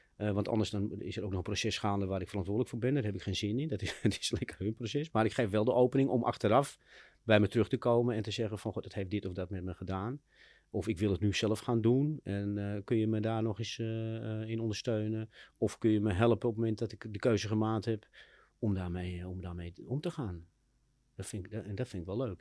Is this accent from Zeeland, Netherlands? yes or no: no; Amsterdam, North Holland, Netherlands; ik ben in Amsterdam opgegroeid in de Wijsgerenbuurt.